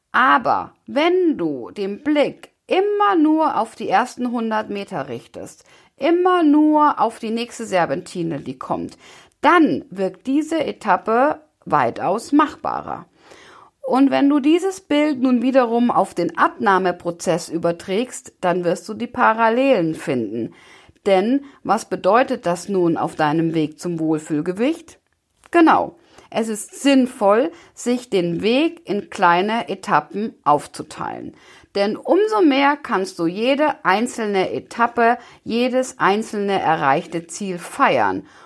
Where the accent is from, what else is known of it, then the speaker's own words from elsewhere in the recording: Bavaria, Germany; ähm, ich komme aus Bayern, das heißt, ich bin auch ein Kind der Berge, von daher finde ich, passt diese Metapher ganz gut.